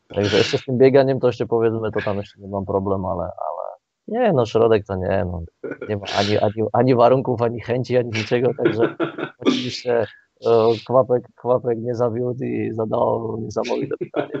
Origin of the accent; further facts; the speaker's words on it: Slovakia; now in Poland; jestem Słowakiem